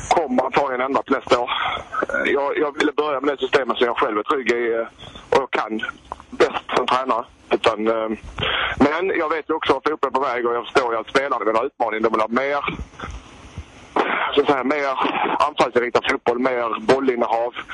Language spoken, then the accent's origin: Swedish; Helsingborg, Skåne, Sweden; som helsingborgare